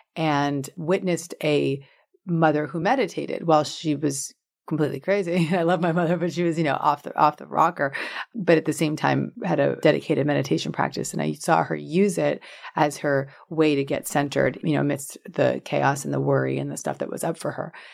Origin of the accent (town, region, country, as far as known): Larchmont, New York, United States; born or raised there